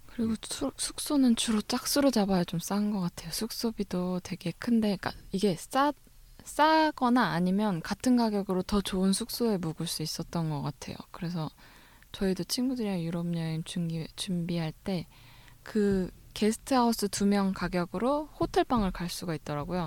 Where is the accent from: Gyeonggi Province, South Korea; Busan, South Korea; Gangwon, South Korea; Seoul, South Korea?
Seoul, South Korea; 저는 사실 계속 서울에 있었으니까